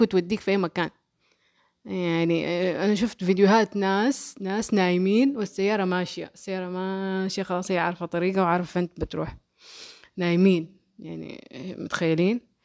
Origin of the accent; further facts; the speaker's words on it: Saudi Arabia; عندنا في السعودية